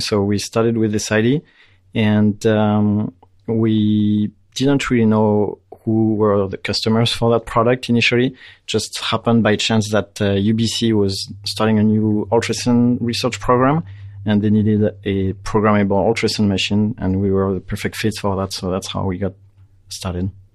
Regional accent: France; moved away as an adult; now in Canada; I grew up in France

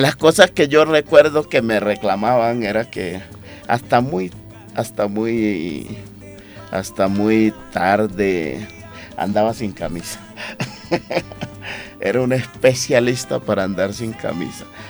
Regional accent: Atrato, Chocó, Colombia; also born or lived in Antioquia; Chocuano atrateño, ¿sí? criado ahí entre el atrato medio antioqueño y chocuana y antioqueño y chocuano

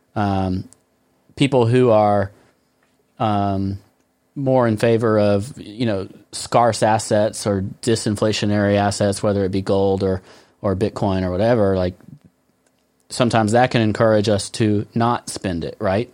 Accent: United States; I'm American.

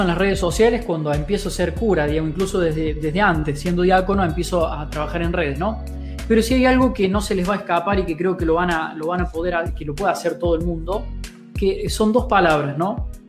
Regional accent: Río Cuarto, Córdoba, Argentina; now in Buchardo, Argentina; Yo soy cordobés, en realidad yo soy de Río Cuarto, de la ciudad de Río Cuarto, Córdoba

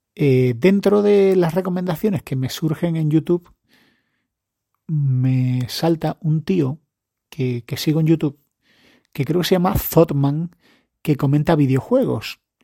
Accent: Spain; yo soy español

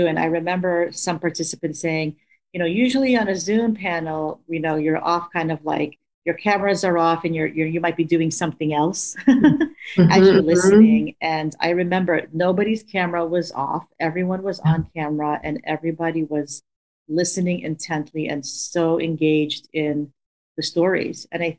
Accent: United States; which is something that I identify with being Filipino American, you know, because I did grow up with understanding this hierarchy around color.

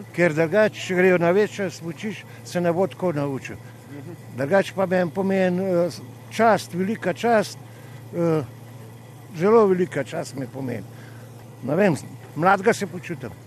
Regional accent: Ljubljana, Slovenia; sem iz Ljubljana

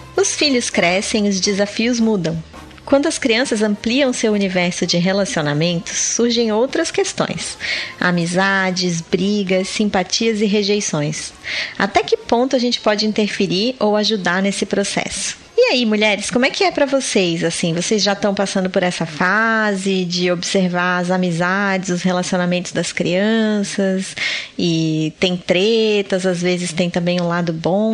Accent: Florianópolis, Santa Catarina, Brazil; eu sou de Florianópolis

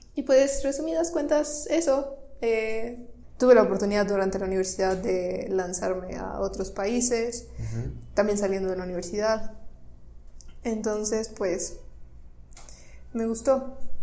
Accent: Tamaulipas, Mexico; moved away as an adult; also born or lived in Monterrey, Nuevo León; soy norteña, nací en Tamaulipas

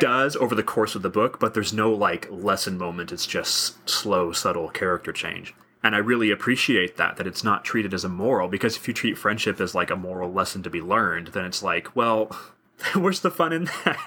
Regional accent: United States; I'm American white male

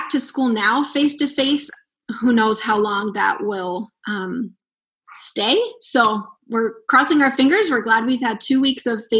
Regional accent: East Coast, United States; moved away as an adult; now in Fort Dodge, United States; I'm from the East Coast

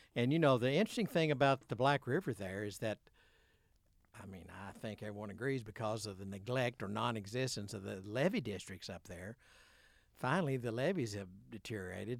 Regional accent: Imboden, Arkansas, United States; I'm from Imboden

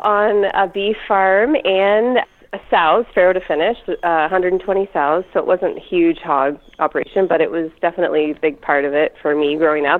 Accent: Wyoming, Ontario, Canada; moved away as an adult; now in Oxford County, Canada; I grew up in Lambton County. Yeah, so I grew up 5 miles east of a little town called Wyoming.

